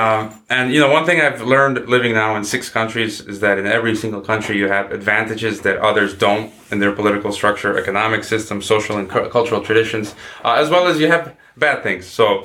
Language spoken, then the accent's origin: English; United States; now in Kazakhstan; as an American living here